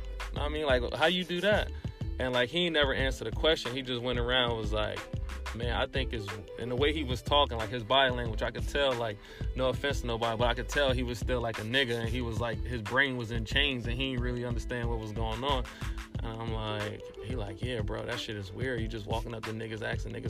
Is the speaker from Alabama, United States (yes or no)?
no; Trenton, New Jersey, United States; I'm from Trenton